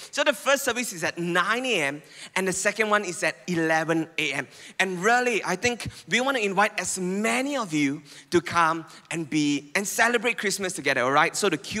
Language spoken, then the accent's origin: English; Penang, Malaysia; now in Puchong, Malaysia; I come from Penang.